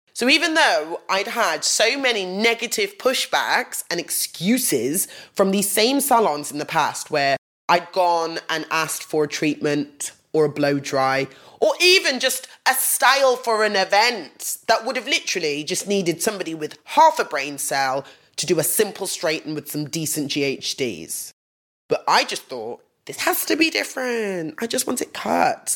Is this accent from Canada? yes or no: no; Nottingham, East Midlands, United Kingdom; I grew up in Nottingham.